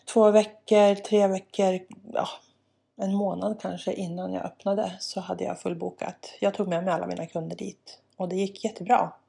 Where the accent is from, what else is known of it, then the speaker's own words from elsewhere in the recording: Jämtland, Sweden; also born or lived in Bolivia; växte jag upp där på landet, rätt så ensam